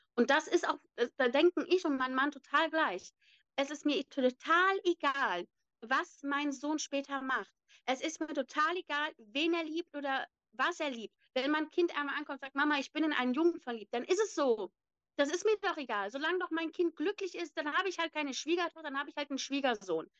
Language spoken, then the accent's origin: German; Neuss, North Rhine-Westphalia, Germany; eigentlich gebürtig aus Neuss. Ich bin in Neuss aufgewachsen